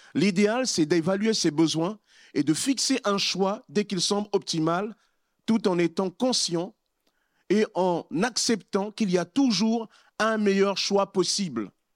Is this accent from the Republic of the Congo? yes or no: yes; Republic of the Congo; now in France; Lorsque j'étais dans mon pays d'origine, au Congo-Brazzaville